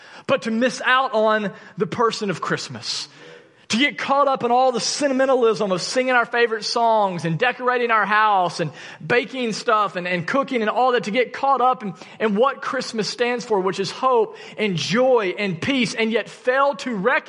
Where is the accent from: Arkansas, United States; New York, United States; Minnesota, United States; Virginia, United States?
Arkansas, United States; I'm from Arkansas